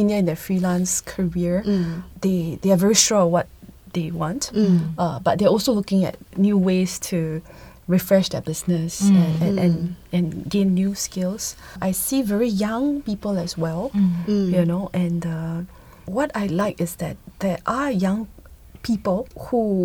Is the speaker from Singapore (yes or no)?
yes; Singapore; as Singaporean